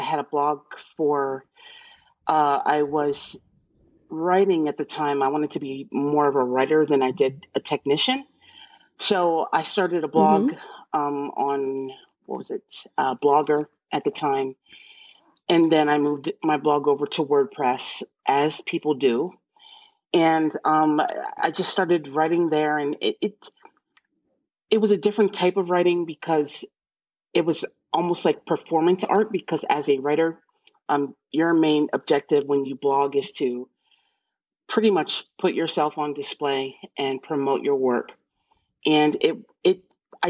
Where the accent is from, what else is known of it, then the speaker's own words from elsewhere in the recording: Central Pennsylvania, United States; I'm from Central Pennsylvania